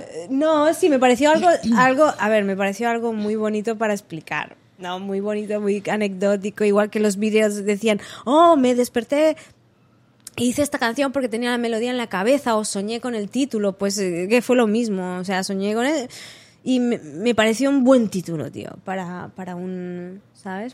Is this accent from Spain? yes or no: yes; Manresa, Catalonia, Spain; moved away as an adult; also born or lived in Barcelona; now in New York, United States; yo vengo de, Barcelona y de Manresa, que es mi pueblo así natal